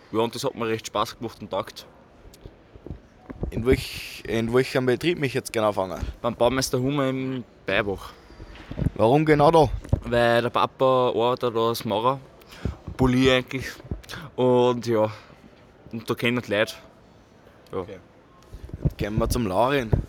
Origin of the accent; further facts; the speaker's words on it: Mühlbach, Upper Austria, Austria; So, wir kommen aus Watzkirchen, also wir gehen in den Watzkirchen Tree und genau kommen wir alle aus Mühlbach.